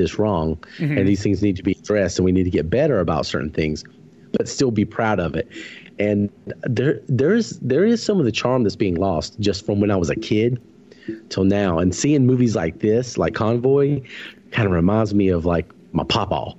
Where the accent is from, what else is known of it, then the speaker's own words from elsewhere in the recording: the South, United States; living in the South and growing up in the South